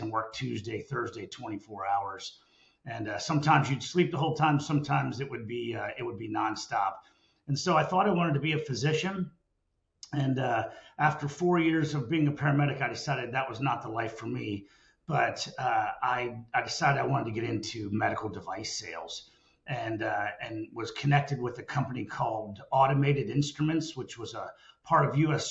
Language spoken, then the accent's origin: English; Lancaster, Pennsylvania, United States; moved away as an adult; also born or lived in Dallas, Texas; I grew up on a family farm in uh, in Lancaster, Pennsylvania, right in the middle of the Amish country